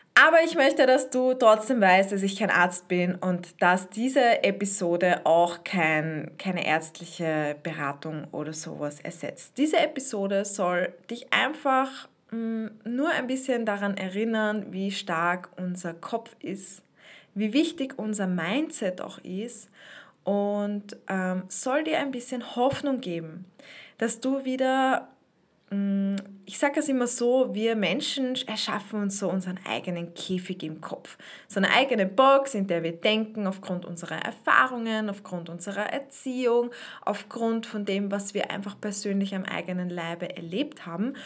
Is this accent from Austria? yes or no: yes; Austria; so eine Spreizhose, heißt das bei uns in Österreich